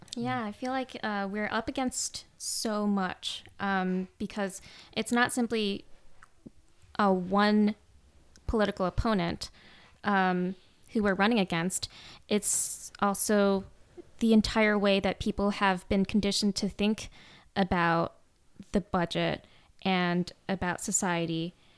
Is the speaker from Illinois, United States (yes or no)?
yes; suburbs of Chicago, Illinois, United States; moved away as an adult; also born or lived in Vietnam; now in Los Angeles, United States; I lived in the suburbs of Chicago